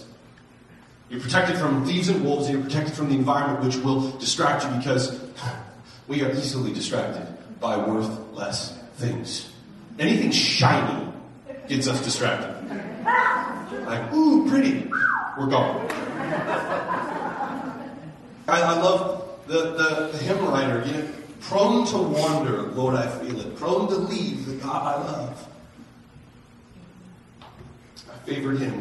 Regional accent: United States; American Christians

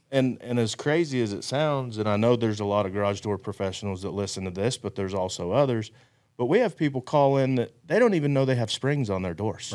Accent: Amarillo, Texas, United States; I'm from Amarillo, Texas

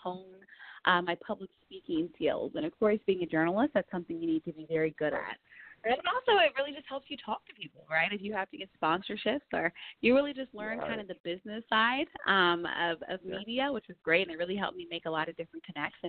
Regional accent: Montgomery County, Maryland, United States; I am born and raised in the DMV area, so I'm from Montgomery County, Maryland.

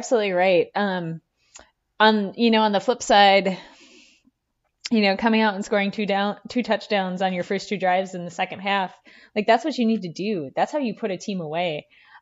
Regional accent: United States; we grew up on the Minnesota-Wisconsin border

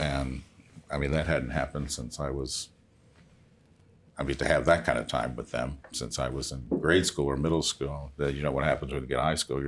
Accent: Chicago, Illinois, United States; He was working at the Central State Hospital, but I'm from Chicago.

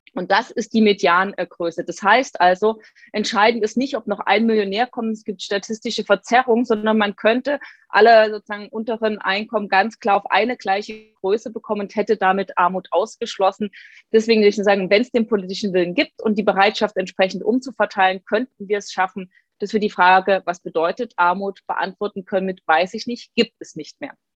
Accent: Dresden, Saxony, Germany; meiner Heimatstadt Dresden

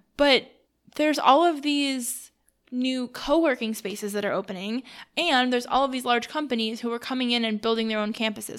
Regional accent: New York, United States; now in Columbus, United States; I'm from New York

